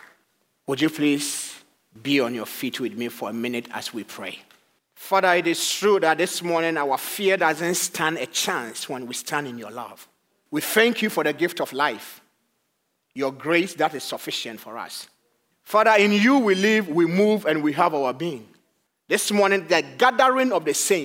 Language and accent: English; Ghana; moved away as an adult; now in Madison, United States; I am originally from Ghana in West Africa. And by the grace of God, I relocated here